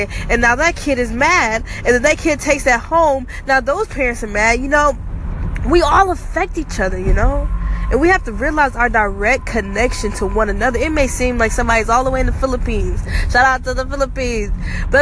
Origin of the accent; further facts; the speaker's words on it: Georgia, United States; I'm from Georgia.